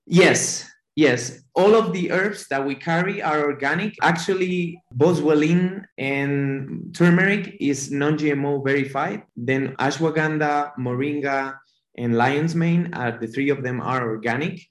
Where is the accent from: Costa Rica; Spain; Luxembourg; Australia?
Spain; moved away as an adult; also born or lived in New York; now in United States; we're both from Spain, but he was in Malta at the moment, and I was uh, living in New York